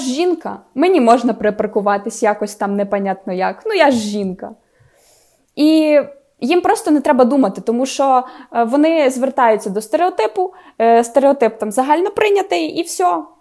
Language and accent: Ukrainian; Khmelnytskyi, Khmelnytskyi Oblast, Ukraine; accent: surzhyk; я особисто там 15 років говорила суржиком